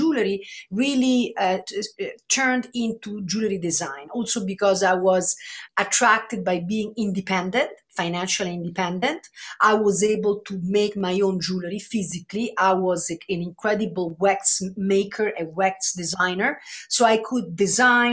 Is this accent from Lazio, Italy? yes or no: yes; Rome, Lazio, Italy; I was born and raised in Rome